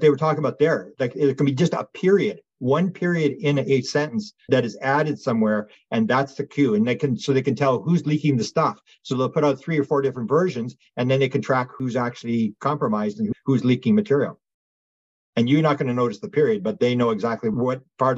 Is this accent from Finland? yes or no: no; Canada; I'm a Canadian